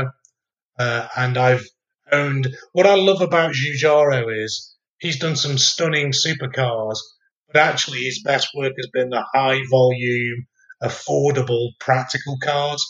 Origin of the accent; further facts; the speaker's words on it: Stoke-on-Trent, West Midlands, United Kingdom; where I grew up in Stoke-on-Trent